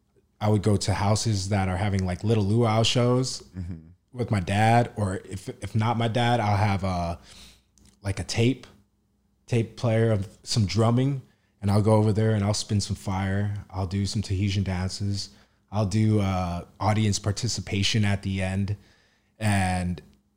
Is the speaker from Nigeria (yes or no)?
no; Orlando, Florida, United States; I was born in Orlando, Florida, but the Polynesian community down here was so close together because they all worked at either SeaWorld or Disney World. So we all grew up with each other.